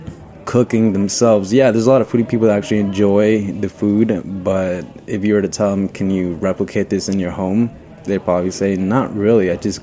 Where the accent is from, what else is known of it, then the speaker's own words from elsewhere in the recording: Florida, United States; now in New York, United States; I've been here in New York for about 2 years. I'm usually from Florida, which isn't a foodie place.